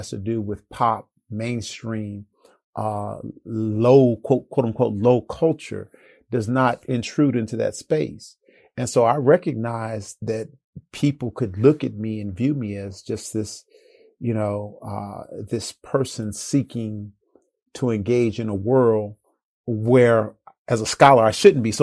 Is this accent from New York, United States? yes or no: no; Chicago, Illinois, United States; I grew up in Chicago, and growing up in Chicago, you're always exposed to house music